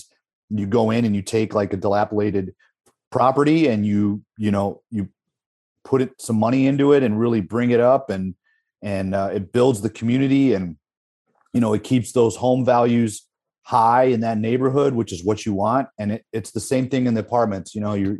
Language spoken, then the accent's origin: English; Midwest, United States; the Midwest, I'm from the Midwest